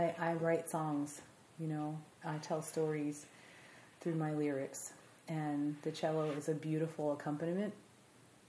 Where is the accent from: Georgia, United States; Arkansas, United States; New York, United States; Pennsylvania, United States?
New York, United States; Amityville; I am from New York. I grew up in Amityville, New York, which is on Long Island.